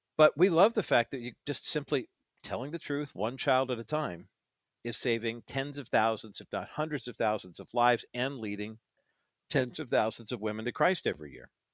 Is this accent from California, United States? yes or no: yes; near Alhambra/Orange County, California, United States; I grew up near Almadena